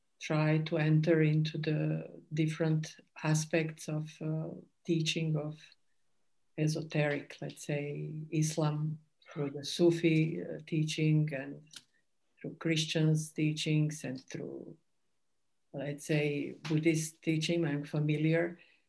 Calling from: Zagreb, City of Zagreb, Croatia; I'm speaking from Zagreb in Croatia.

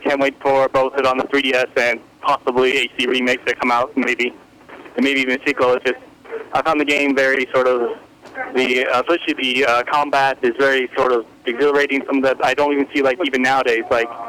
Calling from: Austin, Texas, United States; I'm calling from Austin, Texas.

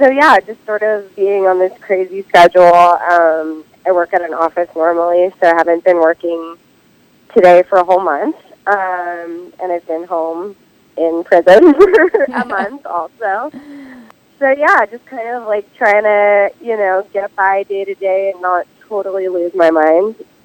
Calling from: Silver Lake, California, United States; I'm in Silver Lake, California.

